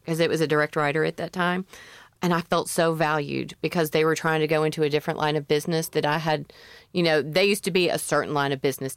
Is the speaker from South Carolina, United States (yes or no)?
no; Memphis, Tennessee, United States; I'm from Memphis